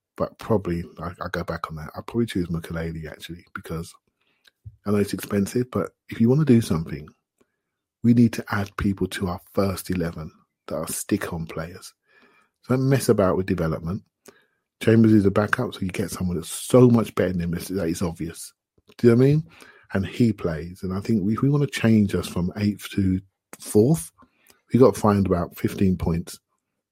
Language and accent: English; Luton, East of England, United Kingdom; I grew up in Luton